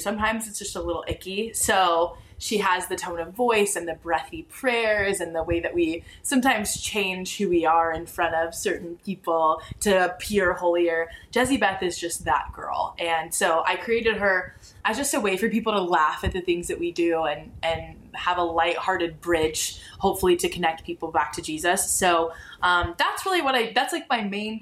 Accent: Dallas, Texas, United States; I'm actually from Dallas, born and raised in Dallas, Texas

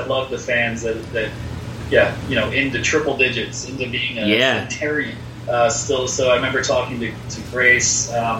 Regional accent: Philadelphia, Pennsylvania, United States; I grew up in Philadelphia area where Scrapple was a thing

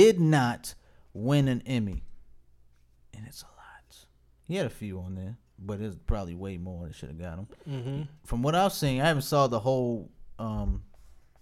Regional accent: Baltimore, Maryland, United States; I'm from Baltimore.

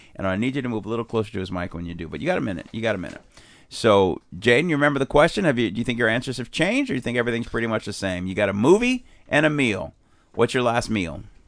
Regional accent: Chicago, Illinois, United States; now in San Diego, United States; I was raised in Chicago, but my dad was from Boston

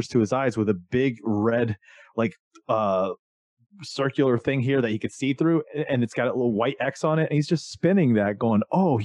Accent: Florida, United States; when I was a kid growing up in Florida

